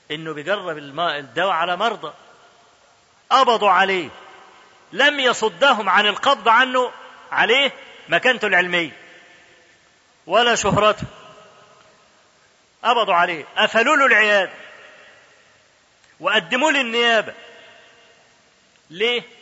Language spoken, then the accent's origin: Arabic; Egypt; انا اذكر لكم حكايه حصلت عندنا في مصر